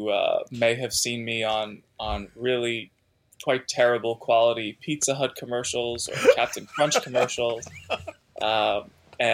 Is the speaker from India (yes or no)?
no; Melbourne Beach, Florida, United States; moved away; also born or lived in New York; I spent about a decade down in Florida growing up.